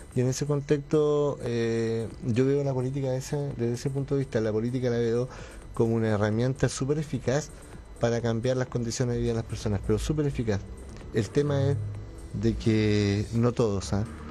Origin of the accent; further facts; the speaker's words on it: Llanquihue, Los Lagos, Chile; yo soy nacido y criado en Yanquihue